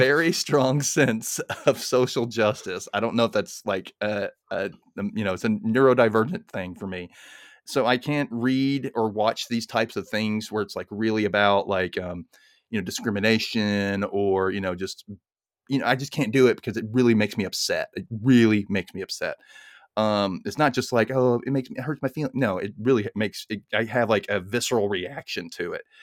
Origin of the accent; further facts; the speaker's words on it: Mississippi, United States; I grew up in Mississippi in the nineties